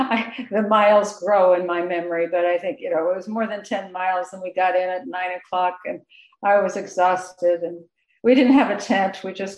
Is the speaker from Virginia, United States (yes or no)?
no; Indiana, United States; moved away as an adult; also born or lived in Ohio / Illinois / New York City; now in Seattle, United States; I grew up in Indiana. Mostly, it's also small towns, Ohio and Illinois.